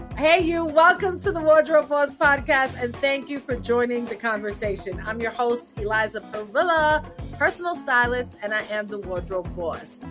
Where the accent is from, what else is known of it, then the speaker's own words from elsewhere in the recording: New York City, New York, United States; I was born in New York City, but my family is from Puerto Rico